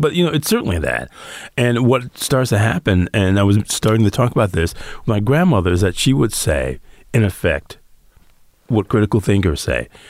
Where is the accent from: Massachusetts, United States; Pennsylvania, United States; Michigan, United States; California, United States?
Michigan, United States; Detroit; growing up in Detroit